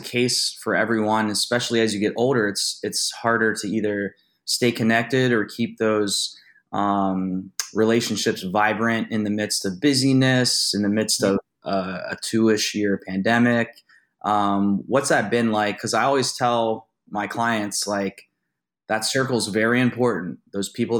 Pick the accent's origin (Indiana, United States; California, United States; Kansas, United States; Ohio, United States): Ohio, United States; Youngstown; I'm from Youngstown, so I'm very familiar with Pittsburgh.